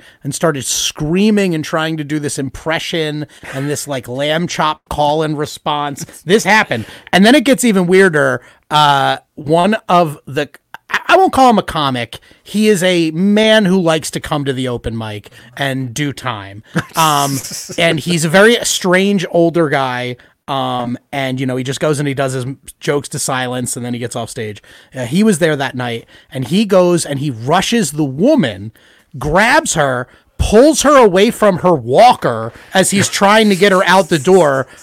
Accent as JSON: {"language": "English", "country": "United States", "said": "I'm an American"}